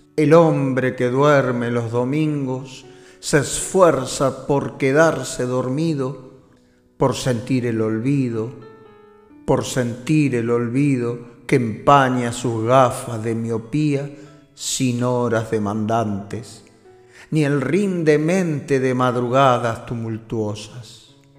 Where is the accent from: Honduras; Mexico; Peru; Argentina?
Argentina; Buenos Aires; moved away as an adult; now in Barcelona, Spain; yo nací en Buenos Aires y acá estoy pasando ya 23 años en esta tierra que me recibió